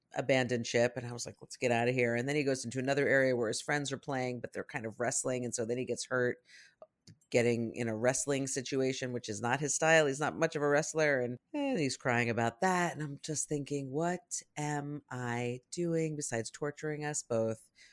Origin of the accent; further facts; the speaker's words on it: New York City, New York, United States; when I was a kid growing up in New York City